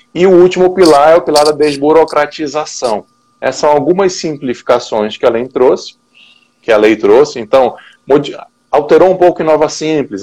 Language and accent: Portuguese; Manaus, Amazonas, Brazil; now in Brasília, Brazil; eu sou manauara, né, então eu sou lá do norte, mas já moro em Brasília já há quase 15 anos